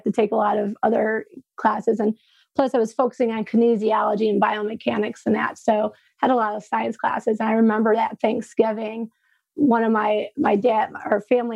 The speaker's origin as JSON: {"language": "English", "town": "Frankenmuth", "region": "Michigan", "country": "United States", "tie": "born or raised there"}